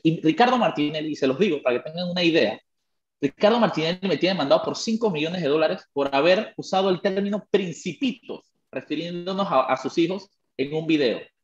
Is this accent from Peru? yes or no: no; Panama; soy panameño